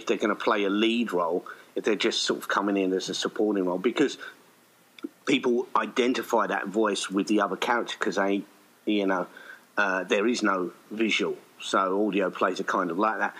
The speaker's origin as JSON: {"language": "English", "country": "United Kingdom", "moved": "yes", "lives_now": "Kuala Lumpur, Malaysia", "said": "I'm a British expat that lives in Kuala Lumpur, Malaysia"}